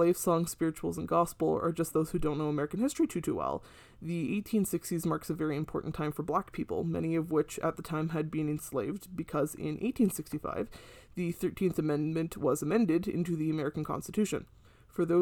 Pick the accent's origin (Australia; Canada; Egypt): Canada; as a Canadian.